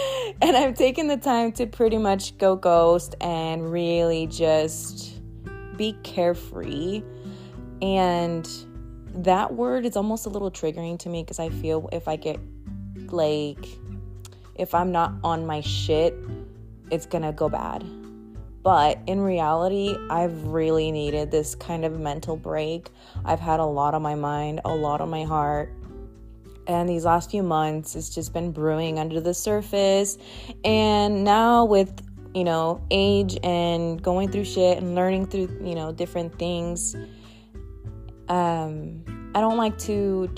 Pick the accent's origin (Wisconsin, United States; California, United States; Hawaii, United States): California, United States; Los Angeles; also born or lived in North Dakota / Twin Falls; And if you don't know, I'm originally from Cali. I was born in LA, and we moved like everywhere, all over Cali, well, SoCal.